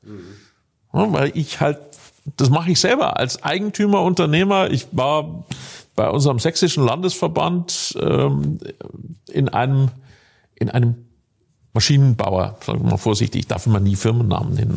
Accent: northern Bavaria, Germany; ich komme ganz aus dem Norden Bayerns

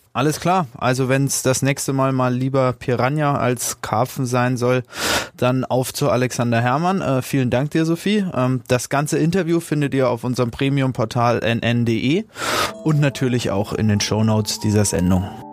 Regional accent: Forchheim, Bavaria, Germany; also born or lived in Frankfurt am Main; now in Nuremberg, Germany; Ich bin gebürtiger Forchheimer, 28 Jahre alt

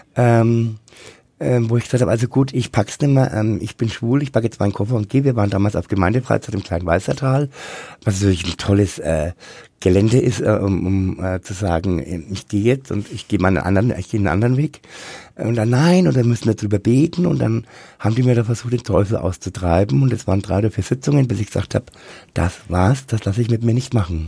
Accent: Bad Windsheim, Bavaria, Germany; moved away as an adult; also born or lived in Rummelsberg / Nuremberg; Geboren und aufgewachsen bin ich in Bad Wensheim

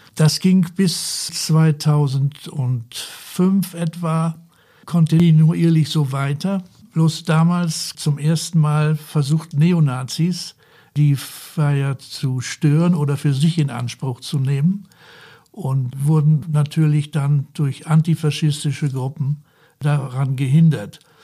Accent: Esens, Lower Saxony, Germany; ich bin hier in Esens aufgewachsen

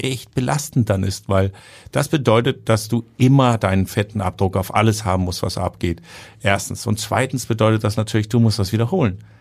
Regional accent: Denmark; now in Germany; bei uns in Deutschland

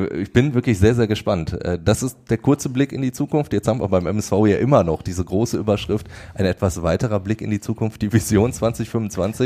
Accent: Ruhr area, North Rhine-Westphalia, Germany; bei uns im Ruhrgebiet.

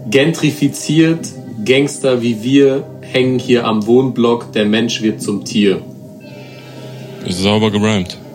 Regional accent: Frankfurt, Hesse, Germany; Hand runter, wir sind Frankfurter.

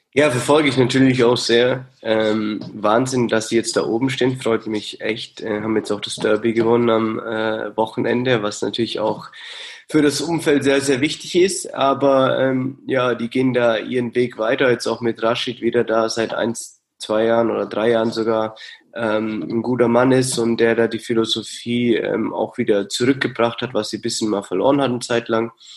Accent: Germany; moved away as an adult; also born or lived in Hamburg, Germany; now in Sydney, Australia; bei uns in Deutschland

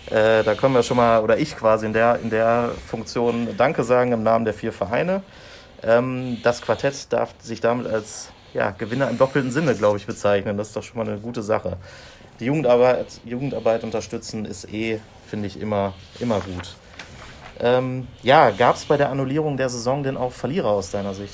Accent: Dortmund, North Rhine-Westphalia, Germany; da kann ich natürlich nicht mitreden als Dortmunder.

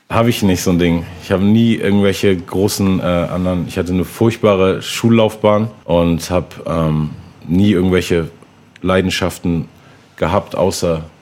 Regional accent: Hamburg, Germany; also born or lived in Berlin; bin eigentlich gebürtiger Hamburger und komme daher

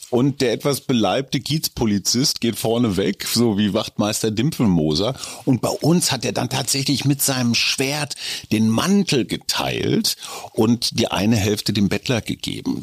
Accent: Münster, North Rhine-Westphalia, Germany; moved away; wir hatten damals im katholischen Münster

